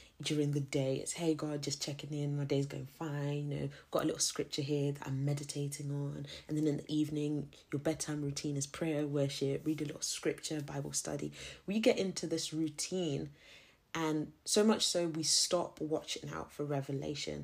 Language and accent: English; Zimbabwe; I'm not South African. I'm a Zim girl